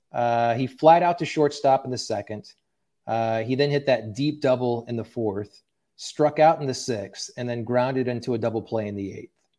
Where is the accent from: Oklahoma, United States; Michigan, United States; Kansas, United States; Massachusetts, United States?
Oklahoma, United States; Tulsa; moved away; I grew up in Tulsa, Oklahoma